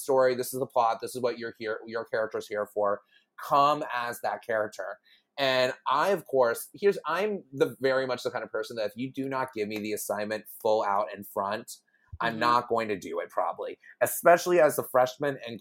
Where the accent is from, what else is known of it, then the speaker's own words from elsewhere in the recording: Houston, Texas, United States; moved away as an adult; also born or lived in Chicago, Illinois; I'm originally from Houston. As I like to say, I am born fed but not inbred in Houston, Texas.